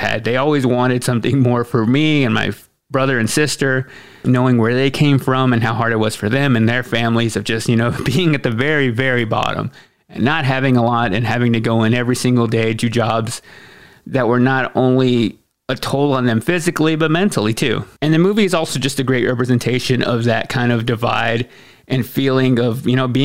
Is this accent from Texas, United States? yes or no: yes; Waxahachie, Texas, United States; first language English; moved away as an adult; now in Nashville, United States; my hometown Waxahachie